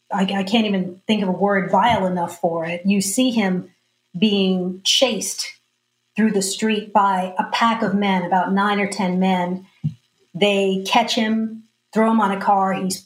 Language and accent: English; Austin, Texas, United States; You know, I grew up here in Austin